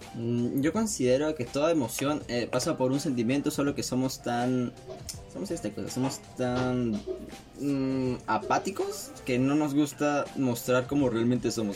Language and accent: Spanish; Lima, Peru; somos parte de, este, de este clan marrón del lado norte de Lima, bueno, centro, Los Olivos es centro